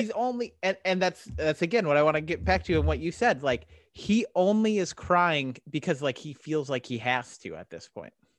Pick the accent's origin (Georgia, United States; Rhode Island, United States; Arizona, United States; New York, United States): Arizona, United States; I'm from Arizona. I lived in Arizona a lot of my life